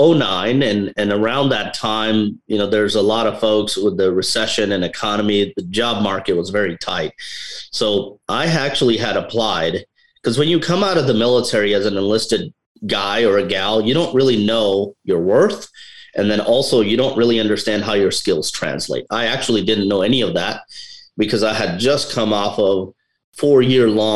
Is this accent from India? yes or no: yes; India; now in United States; I'm from India